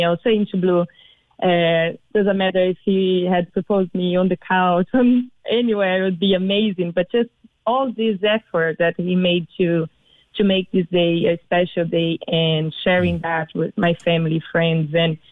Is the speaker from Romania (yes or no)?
no; Brazil; moved away as an adult; now in Ireland; I'm from Brazil originally